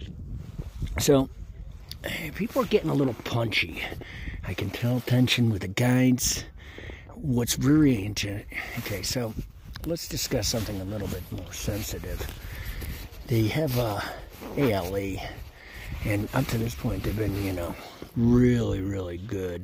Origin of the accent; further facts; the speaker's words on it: Colorado, United States; growing up around Colorado and the resorts